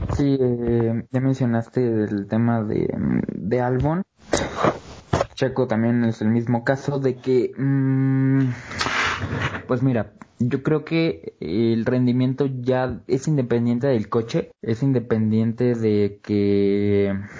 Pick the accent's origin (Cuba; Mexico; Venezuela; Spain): Mexico; queremos como mexicanos